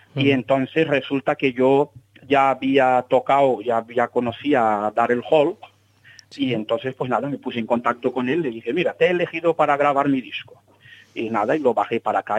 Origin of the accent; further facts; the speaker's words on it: Salvador, Bahia, Brazil; moved away; yo nací en Salvador de Bahía